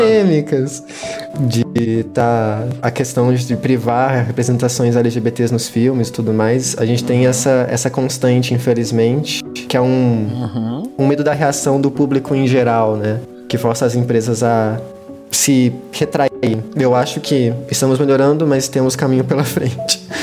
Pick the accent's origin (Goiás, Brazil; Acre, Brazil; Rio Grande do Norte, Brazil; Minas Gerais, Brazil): Minas Gerais, Brazil; eu sou de Minas Gerais